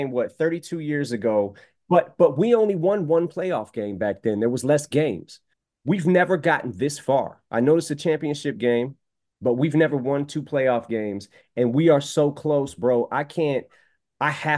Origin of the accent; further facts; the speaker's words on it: Detroit, Michigan, United States; also born or lived in Missouri; growing up in Detroit